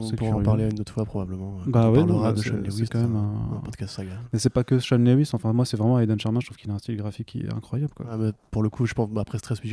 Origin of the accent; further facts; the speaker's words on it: Italy; Bah, après moi je suis italien donc je peux au